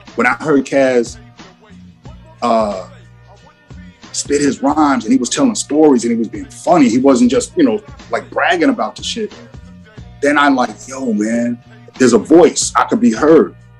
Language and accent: English; Long Island, New York, United States; I grew up on Long Island.